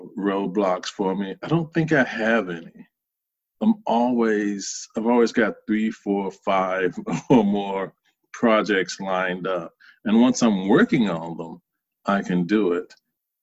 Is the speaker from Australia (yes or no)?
no; Charlotte, North Carolina, United States; moved away; I grew up in Charlotte, North Carolina, in a somewhat poor section